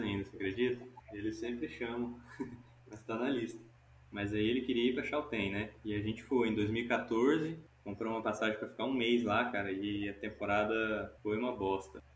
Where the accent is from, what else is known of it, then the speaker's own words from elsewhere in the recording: Goiânia, Goiás, Brazil; also born or lived in Recife, Pernambuco; now in Bahia, Brazil; eu nasci em Goiânia, nasci lá em Goiânia, Goiás. Comecei a escalar lá, mas logo me mudei para Pernambuco mudei para Recife